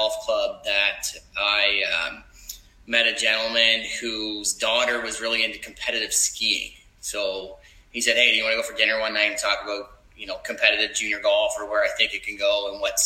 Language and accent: English; Nova Scotia, Canada; moved away as an adult; also born or lived in Montreal; I'm originally from Nova Scotia. So I ended up coming back here about 7 or 8 years ago